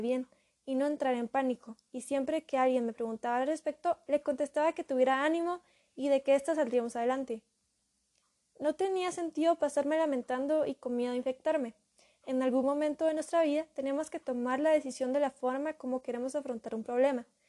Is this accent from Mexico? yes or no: no; Guatemala